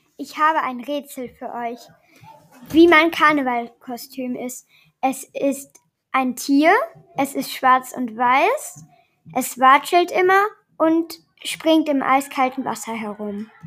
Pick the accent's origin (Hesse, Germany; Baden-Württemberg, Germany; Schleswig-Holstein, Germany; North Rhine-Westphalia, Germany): North Rhine-Westphalia, Germany; Aachen; Ich bin in Aachen geboren und dort sagt man Oche Alaf